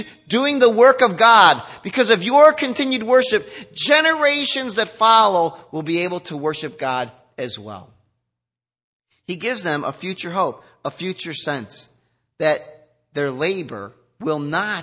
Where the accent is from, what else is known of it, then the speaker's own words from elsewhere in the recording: United States; we're so American too.